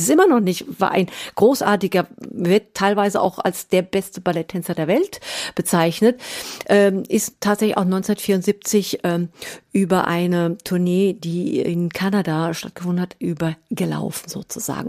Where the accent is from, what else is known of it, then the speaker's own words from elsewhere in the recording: Germany; ich bin ja in Deutschland geboren, aufgewachsen